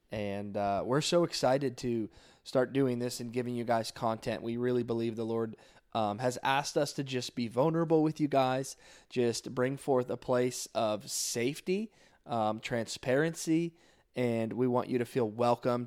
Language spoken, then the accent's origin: English; South Florida, United States; I'm originally from South Florida. Um, grew up in the church all my life